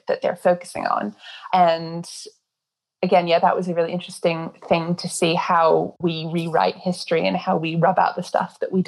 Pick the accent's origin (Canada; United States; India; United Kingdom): United Kingdom; Oxford, South East England; I grew up in Oxford